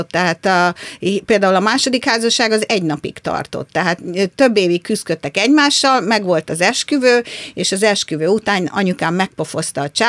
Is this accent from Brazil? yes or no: yes; Brazil; born there; Én Brazíliába születtem